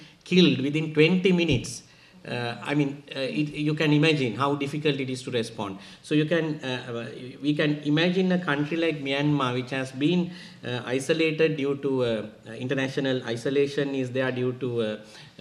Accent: Sri Lanka; I come from Sri Lanka

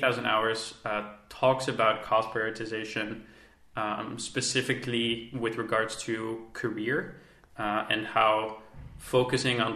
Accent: Netherlands; I am from the Netherlands.

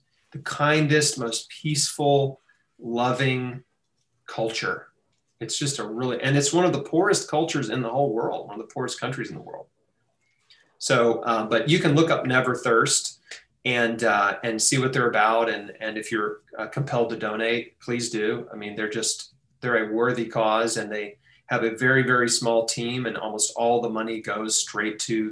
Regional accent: United States; As an American

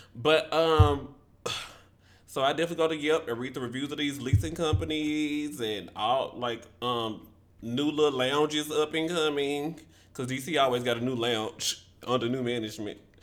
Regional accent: Memphis, Tennessee, United States; Shout out to Memphis. That's my hometown.

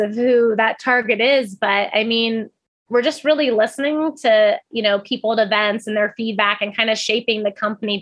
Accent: Pacific Northwest, United States; also born or lived in Oahu, Hawaii; now in Oregon, United States; I grew up in the Pacific Northwest

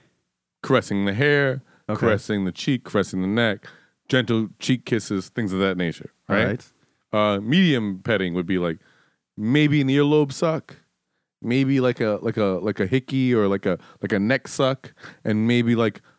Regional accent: New York City, New York, United States; also born or lived in Detroit; I'm from Harlem

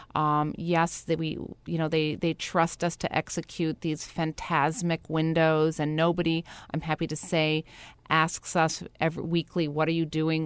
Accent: Brookfield, Wisconsin, United States; now in New York, United States; I was in a, a small town called Brookfield. and I grew up very, you know, really in the outdoors

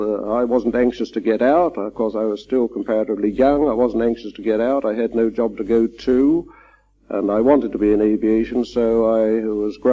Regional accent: Uxbridge, London, United Kingdom; I was brought up under guardianship at Uxbridge and attended as a pupil at the Uxbridge County School

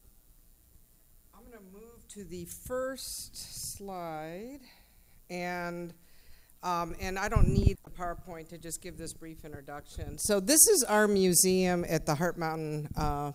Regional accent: Ann Arbor, Michigan, United States; me growing up in Ann Arbor, Michigan, where there were no other Asians

